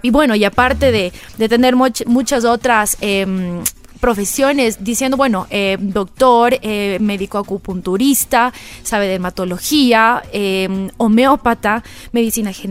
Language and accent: Spanish; Quito, Pichincha, Ecuador; A ver, bueno, yo soy quiteña.